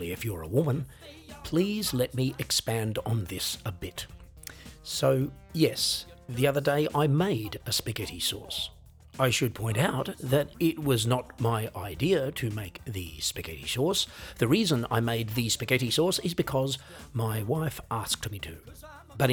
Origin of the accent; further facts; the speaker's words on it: Australia; an Australian musician, songwriter, singer, comedian